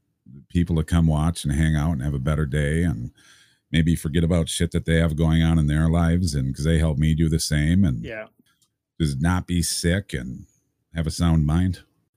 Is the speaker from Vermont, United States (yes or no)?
yes; Vermont, United States; I grew up in Vermont